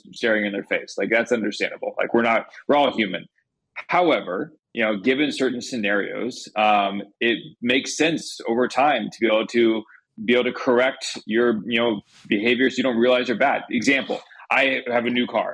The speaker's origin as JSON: {"language": "English", "region": "Indiana", "country": "United States", "tie": "born or raised there", "said": "I grew up in Indiana."}